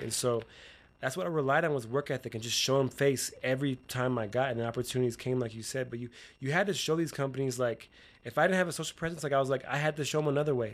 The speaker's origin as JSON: {"language": "English", "region": "Utah", "country": "United States", "said": "I'm from Utah"}